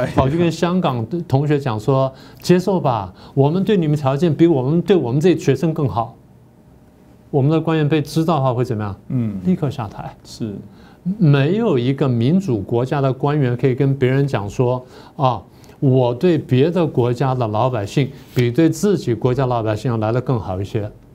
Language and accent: Chinese; Taiwan; 我们台湾人